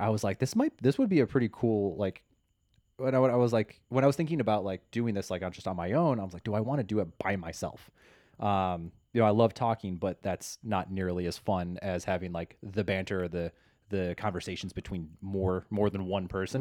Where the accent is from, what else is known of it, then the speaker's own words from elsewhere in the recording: Chicago, Illinois, United States; now in Los Angeles, United States; I am from Chicago and, uh, transplant to the wonderful Los Angeles, greater Los Angeles area.